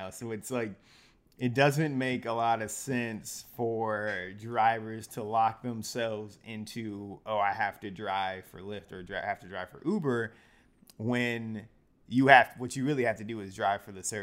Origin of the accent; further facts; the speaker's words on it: Detroit, Michigan, United States; born there; now in Chicago, United States; Red Wings. Yeah, I'm from Detroit, so born, not raised, but born.